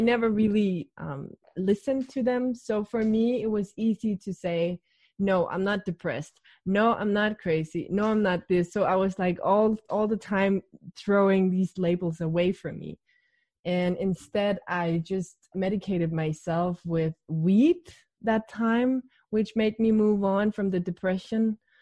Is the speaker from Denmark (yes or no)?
yes; Denmark; I'm 28 and I'm from Denmark